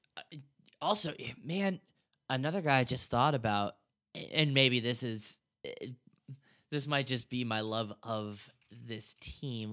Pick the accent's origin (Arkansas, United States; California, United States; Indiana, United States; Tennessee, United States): Indiana, United States; Indianapolis; growing up in Indianapolis, I wasn't a Colts fan